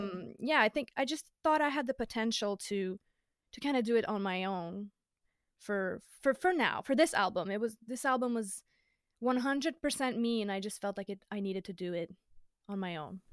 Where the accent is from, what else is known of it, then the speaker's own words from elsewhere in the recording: Dorval, Quebec, Canada; also born or lived in Verdun, Quebec; I grew up in Dorval, which is, uh, the suburbs of Montreal